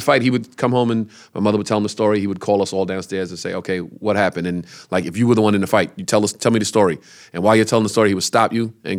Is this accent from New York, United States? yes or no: yes; Brooklyn, New York, United States; We grew up on Decatur Street in Brooklyn.